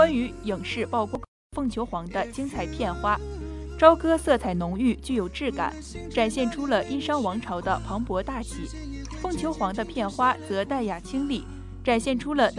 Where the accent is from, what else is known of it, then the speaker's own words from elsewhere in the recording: Shaanxi, China; 我作为陕西人，对白鹿原有着独特情感。这次我们一定要原味的陕西风味。